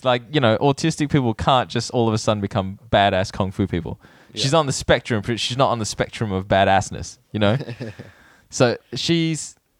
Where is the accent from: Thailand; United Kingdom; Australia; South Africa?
Thailand; born there; I was born in Thailand, but I don't know. I never experienced that myself.